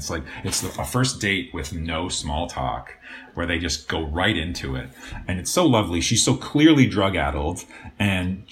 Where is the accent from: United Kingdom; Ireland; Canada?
Canada; moved away as an adult; now in Los Angeles, United States; as a kid growing up in Canada